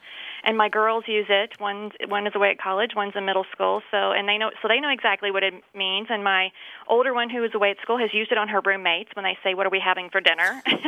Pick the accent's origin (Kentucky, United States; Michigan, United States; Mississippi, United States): Kentucky, United States; Louisville; now in St. Petersburg, United States; I'm calling from St. Petersburg, Florida. Originally from Louisville, Kentucky, so I'm a fellow Kentucky girl with you.